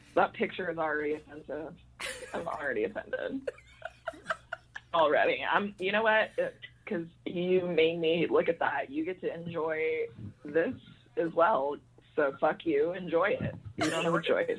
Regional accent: Fort Worth, Texas, United States; That's right where I'm from, Fort yes. Worth

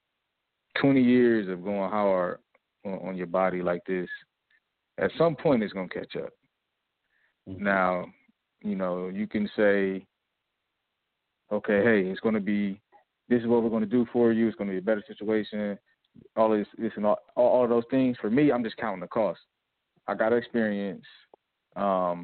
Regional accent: United States; moved away as an adult; now in Bosnia and Herzegovina; as an American player, American import

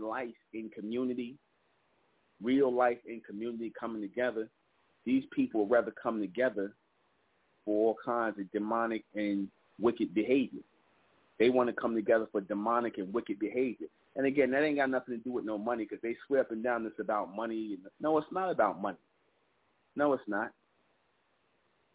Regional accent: New York City, New York, United States; the projects where we grew up in Brownsville

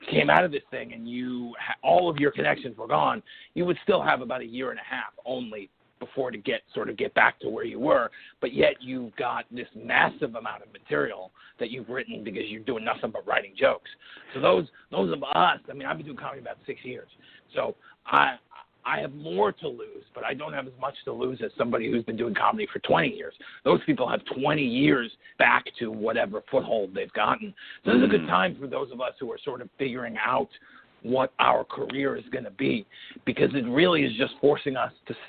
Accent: New York City, New York, United States; accent: Brooklyn; I'm from Brooklyn, and a lot of Brooklyn comes through in the way.

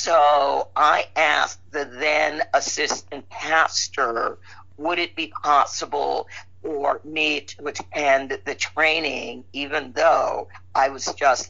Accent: Chicago, Illinois, United States; I was born and raised in Chicago, Illinois.

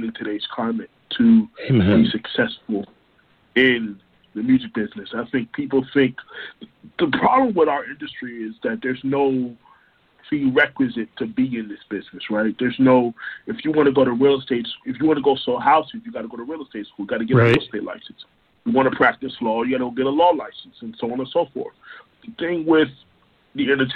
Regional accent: Orlando, Florida, United States; also born or lived in Brooklyn, New York; I am originally from Brooklyn, New York, but I have been raised in Orlando, Florida

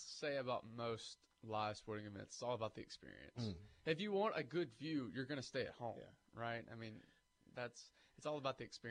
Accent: the South, United States; We're from the South.

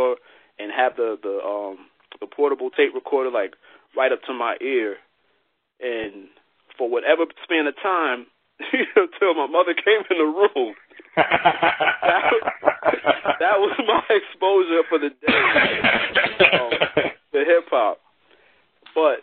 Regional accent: Albany, New York, United States; In the area where I grew up in upstate New York, I'm actually in the capital. I'm in Albany, New York.

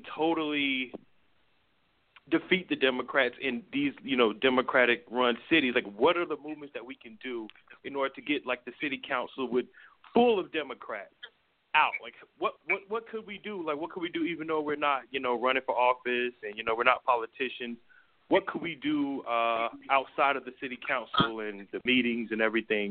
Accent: New York City, New York, United States; I'm from New York City

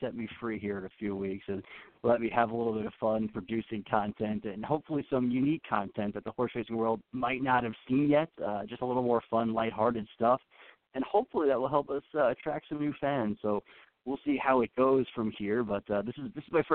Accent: Long Island, New York, United States; I grew up on Long Island saltwater fishing

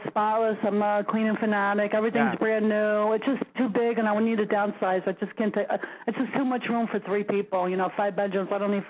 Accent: Hoboken, New Jersey, United States; moved away as an adult; now in Jersey Shore, United States; I'm originally from Hoboken, but now I live down the Jersey Shore.

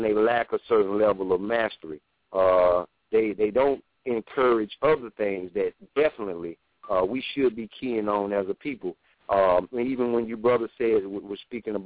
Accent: the South, United States; I'm from the South

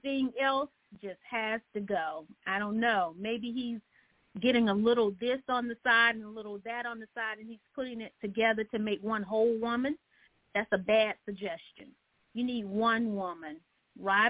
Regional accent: Georgia, United States; I'm in Augusta, Georgia. I am from the Georgia area here

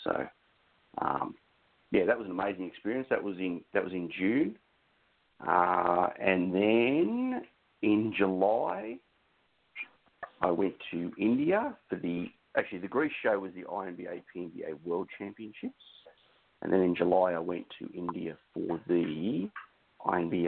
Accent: Australia; I'm from Australia

